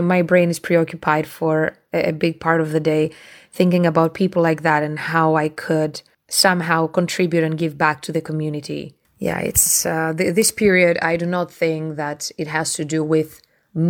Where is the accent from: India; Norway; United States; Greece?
Greece; now in United Kingdom; I am from Greece